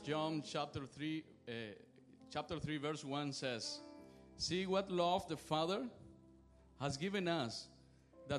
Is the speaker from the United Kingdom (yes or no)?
no; Cuba; moved away; I am from Cuba.